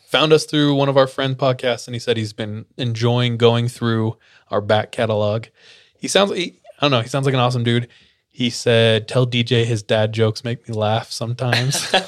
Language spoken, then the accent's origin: English; Fresno, California, United States; I grew up in Fresno, which is dog doo doo.